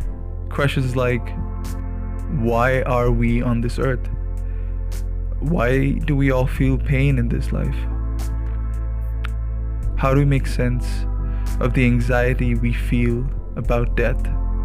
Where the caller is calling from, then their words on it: Bangalore, Karnataka, India; I'm tuning in from Bangalore, India.